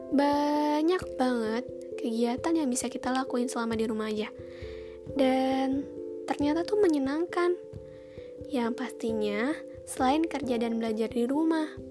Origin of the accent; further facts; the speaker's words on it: Karawang, West Java, Indonesia; Aku berasal dari kota Padi. Kalian tahu nggak? Iya, Karawang.